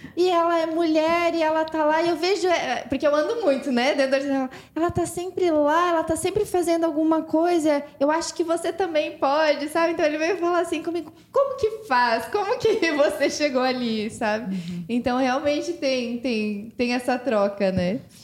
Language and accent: Portuguese; Santa Catarina, Brazil; eu sou de Santa Catarina